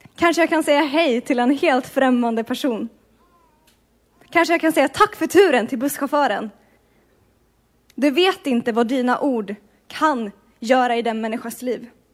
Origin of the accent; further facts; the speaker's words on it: Sweden; moved away as an adult; now in Bergen, Norway; jag kommer från Sverige